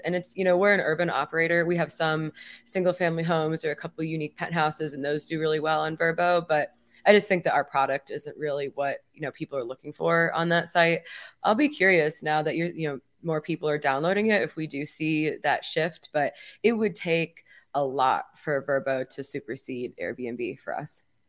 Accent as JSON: {"language": "English", "town": "Miami", "region": "Florida", "country": "United States", "tie": "born or raised there", "said": "in my hometown"}